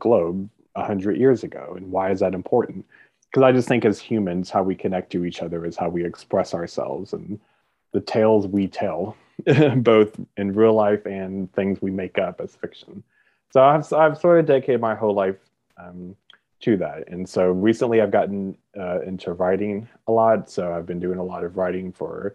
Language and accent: English; Kentucky, United States; moved away; So I'm from Kentucky. I was born and raised in Kentucky